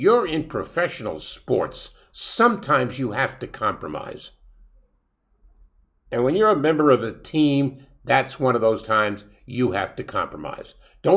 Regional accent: New York City, New York, United States; we're both from Brooklyn

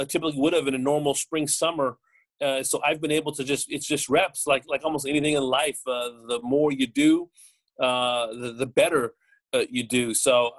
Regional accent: Los Angeles, California, United States; moved away; I grew up in the San Fernando Valley

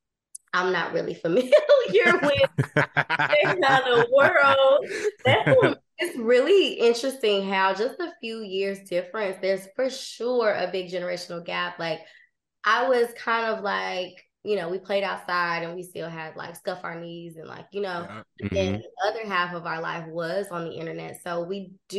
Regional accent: Chicago, Illinois, United States; moved away; also born or lived in Los Angeles; I was like born on the West Side, like West Loop, Adams, and I guess that was Ashland across the street. And then we moved south when I was like 5. So of my childhood was 59th and Wood Street

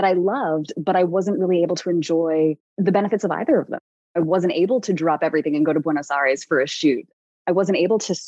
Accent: New York City, New York, United States; I'm a New Yorker

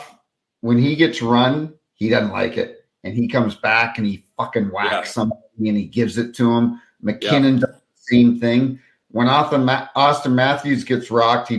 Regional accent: New Brunswick, Canada; I grew up in New Brunswick.

